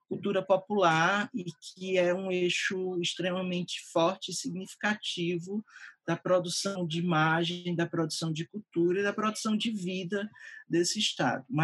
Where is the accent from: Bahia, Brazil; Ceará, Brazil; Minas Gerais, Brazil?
Ceará, Brazil; accent: pernambucano; hoje eu já não tenho mais a melodia é, da, da fala, mas é uma fala muito parecida com o sotaque pernambucano, que eu acabei perdendo aqui em Fortaleza e essa relação muito forte entre esses dois estados, ali naquela região que é a região do Cariri.